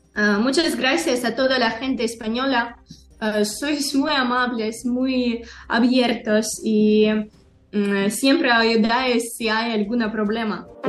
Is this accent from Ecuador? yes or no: no; Odesa, Odesa Oblast, Ukraine; Spanish is a second language; moved away as an adult; also born or lived in Moldova; now in Spain; soy del sur de Ucrania, soy de Odessa